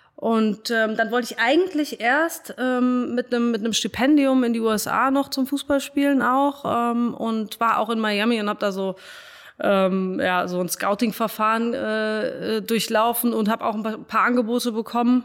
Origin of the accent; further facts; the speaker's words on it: Frankfurt, Hesse, Germany; also born or lived in Cologne; bin dann wieder in meiner Heimat in, in Frankfurt gelandet